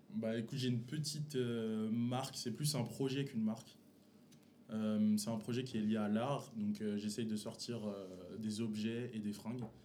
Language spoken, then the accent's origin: French; Paris region, Seine-Saint-Denis, Île-de-France, France; on vient tous de la région parisienne.